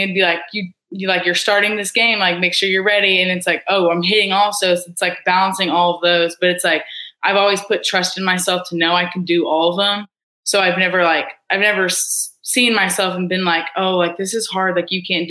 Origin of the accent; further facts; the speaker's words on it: Edmond, Oklahoma, United States; I'm from Edmond, Oklahoma. I went to Deer Creek High School